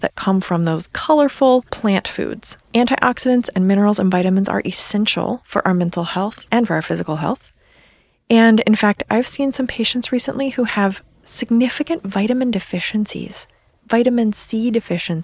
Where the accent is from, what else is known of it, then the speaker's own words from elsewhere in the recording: East Coast, United States; moved away; I'm from the East Coast, so I say soda